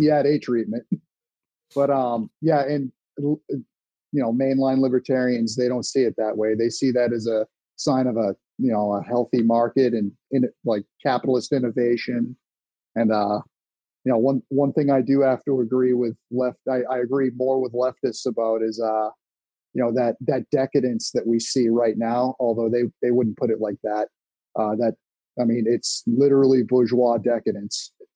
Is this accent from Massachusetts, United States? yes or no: yes; Massachusetts, United States; I'm from Massachusetts